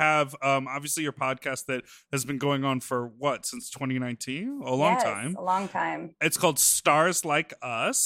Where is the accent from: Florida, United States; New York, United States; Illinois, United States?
Illinois, United States; outside of Chicago; I grew up outside of Chicago